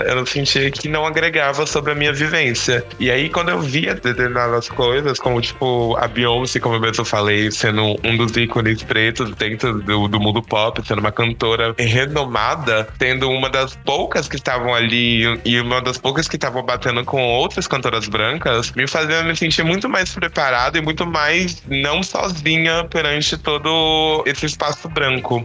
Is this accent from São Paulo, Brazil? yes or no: yes; São Paulo, Brazil; eu sou aqui de São Paulo